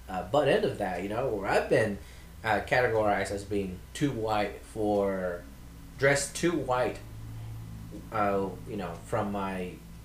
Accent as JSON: {"language": "English", "region": "northern Mexico", "country": "Mexico", "moved": "yes", "lives_now": "United States", "said": "I'm from the north part of Mexico."}